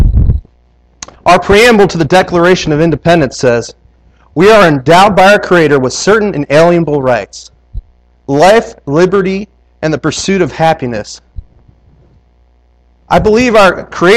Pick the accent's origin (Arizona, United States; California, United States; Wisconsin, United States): Wisconsin, United States; I'm from Wisconsin